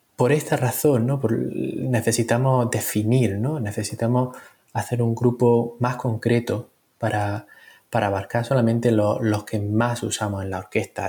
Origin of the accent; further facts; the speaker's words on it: Granada, Andalusia, Spain; moved away as an adult; also born or lived in London, United Kingdom; now in Birmingham, United Kingdom; nací en Granada y me formé en un conservatorio en Londres